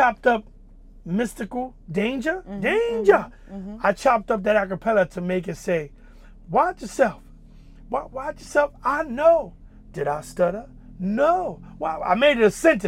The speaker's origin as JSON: {"language": "English", "town": "New York City", "region": "New York", "country": "United States", "tie": "born or raised there", "said": "Dominican, you know, both parents, like, growing up in Wagner Projects"}